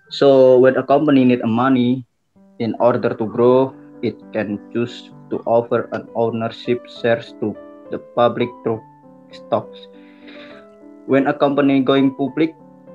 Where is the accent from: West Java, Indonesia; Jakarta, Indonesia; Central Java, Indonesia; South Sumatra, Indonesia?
Central Java, Indonesia; Rembang; from Rembang